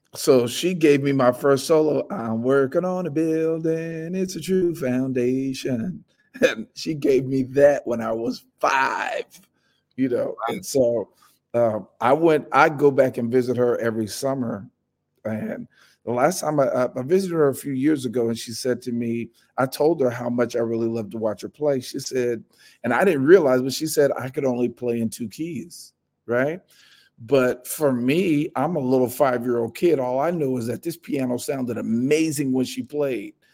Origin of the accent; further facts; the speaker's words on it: Vallejo, California, United States; moved away as an adult; also born or lived in South Carolina; now in New York, United States; I was born and raised in Vallejo, California